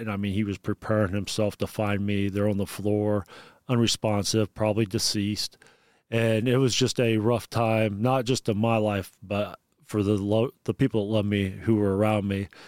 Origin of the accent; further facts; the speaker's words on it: Bluffton, Indiana, United States; I am from Bluffton, Indiana. It's in Wells County, about thirty miles south of Fort Wayne, Indiana